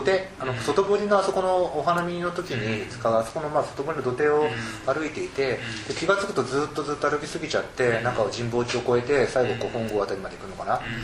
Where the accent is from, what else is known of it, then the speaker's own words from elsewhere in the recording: Tokyo suburbs, Japan; 京生まれ東京郊外育ちなんですね